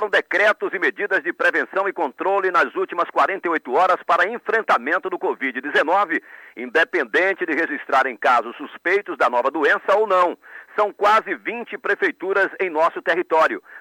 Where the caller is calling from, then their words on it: Jacobina, Bahia, Brazil; falo de Jacobina, no centro-norte do estado